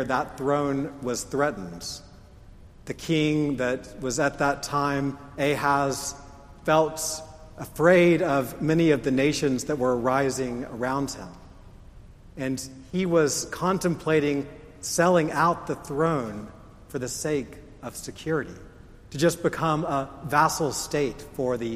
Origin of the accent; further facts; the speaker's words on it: United States; I'm an American